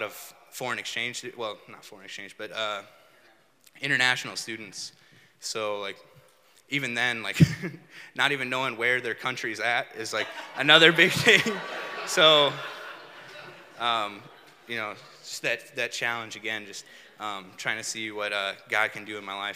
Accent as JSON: {"language": "English", "country": "United States", "tie": "born or raised there", "moved": "as an adult", "lives_now": "St. Louis, United States", "said": "I was growing up in Chabance, I didn't like see that as a reality for me, you know. I figured I would just grow up and live in Chabance my whole life"}